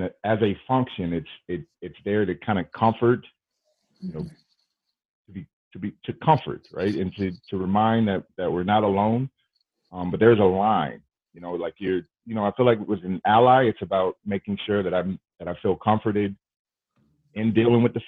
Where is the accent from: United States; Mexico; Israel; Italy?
United States; Southwest Georgia; moved away as an adult; also born or lived in Milwaukee, Wisconsin; I grew up in Southwest Georgia